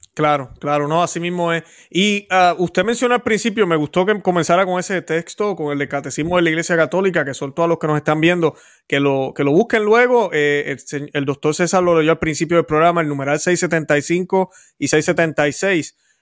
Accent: Puerto Rico; yo que soy puertorriqueño, conozco la situación

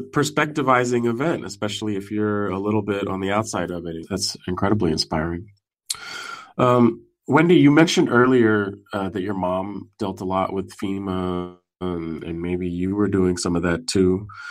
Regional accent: San Francisco, California, United States; moved away as an adult; now in East Coast, United States; I'm from California. I'm from Northern California. I'm from San Francisco.

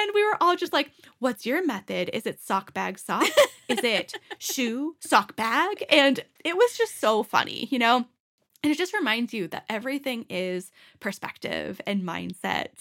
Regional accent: Boston, Massachusetts, United States; moved away as an adult; now in Denver, United States; me growing up in Boston

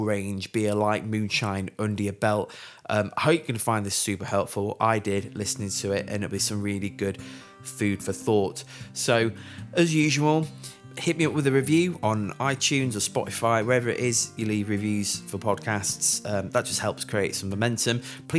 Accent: Sheffield, Yorkshire and the Humber, United Kingdom; my hometown of Sheffield

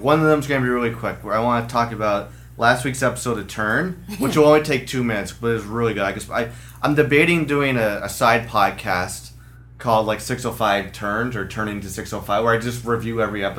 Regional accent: Canada

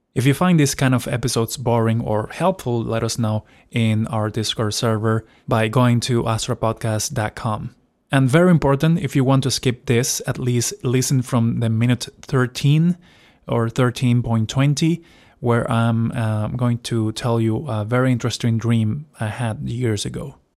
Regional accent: Venezuela; moved away; So, I am originally from Venezuela. So, I was, of course, between seven to nine years old. I was still living there

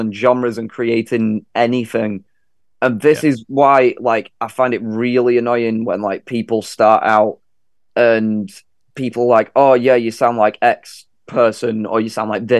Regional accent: England, United Kingdom; I'm from England

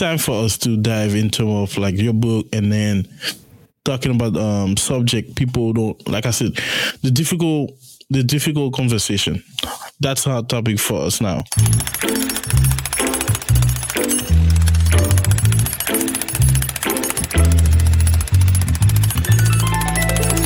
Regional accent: Haiti; moved away; I grew up in Haiti.

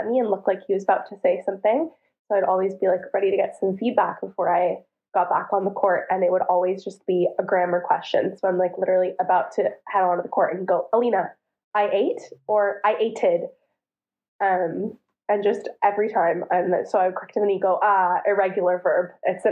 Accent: Ottawa, Ontario, Canada; moved away as an adult; also born or lived in Toronto; now in Istanbul, Turkey; I'm from Ottawa, and I played at the University of Toronto for 5 years

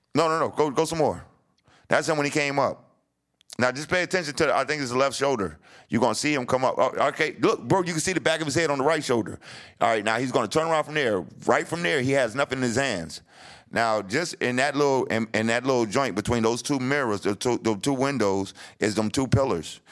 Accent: New Jersey, United States; moved away as an adult; I'm coming from Jersey

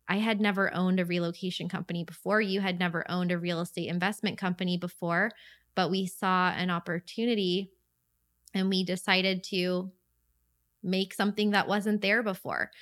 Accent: St. Augustine, Florida, United States; my hometown of Saint Augustine

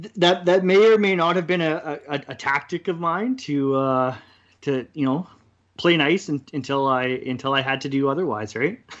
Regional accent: Kelowna, British Columbia, Canada; also born or lived in Kamloops; I moved back to Kelowna from Kamloops after, after playing against you guys for how, however many years, I think it was four years I played in Kamloops

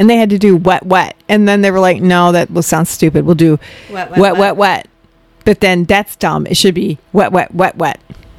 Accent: Illinois, United States; I'm from Illinois.

